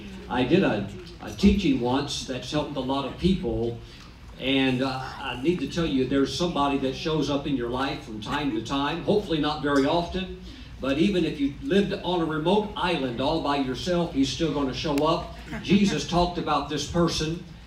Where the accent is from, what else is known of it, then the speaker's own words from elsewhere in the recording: Charlotte, North Carolina, United States; Here's my wife, Kelly. And we are from North Carolina, over from the Charlotte area.